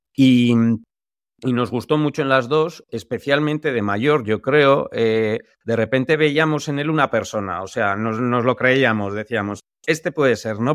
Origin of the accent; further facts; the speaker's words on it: San Sebastián, Basque Country, Spain; nosotros que somos de San Sebastián